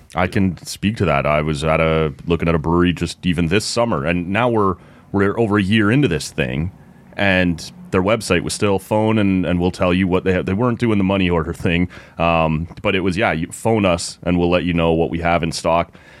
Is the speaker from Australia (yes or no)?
no; Oshawa, Ontario, Canada; moved away; I grew up in Oshawa